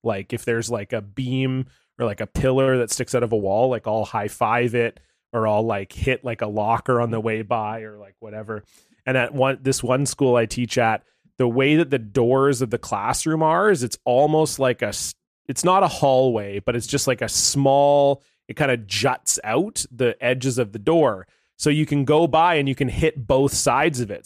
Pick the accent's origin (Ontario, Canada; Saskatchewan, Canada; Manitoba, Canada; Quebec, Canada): Ontario, Canada; in Canada, and I grew up in Ontario, where there's lots of maple trees